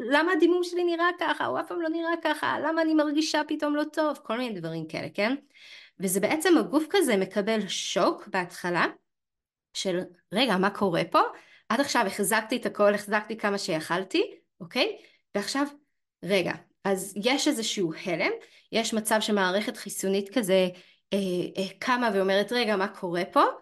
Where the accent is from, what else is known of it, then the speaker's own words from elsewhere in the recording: Canada; now in Israel; נגיד אני במקור מקנדה גם, כן? הכל שם פשוט מת, מת כל החורף.